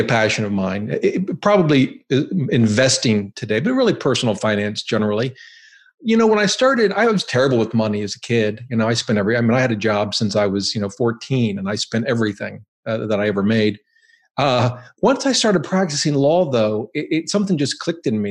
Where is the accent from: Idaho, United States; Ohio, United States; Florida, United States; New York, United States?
Ohio, United States; moved away as an adult; also born or lived in Boston; now in Virginia, United States; I grew up in Ohio